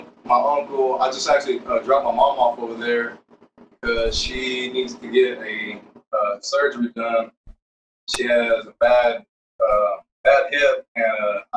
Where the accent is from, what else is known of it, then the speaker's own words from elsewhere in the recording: Cameron, Texas, United States; I work here in my hometown of Cameron, Texas.